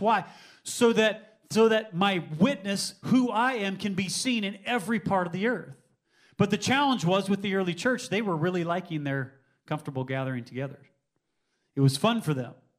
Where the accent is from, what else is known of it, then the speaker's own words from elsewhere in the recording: United States; I've grown up in the United States of America